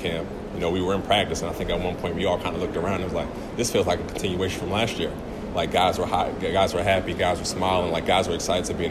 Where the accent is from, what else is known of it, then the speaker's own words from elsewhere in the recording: United States; being American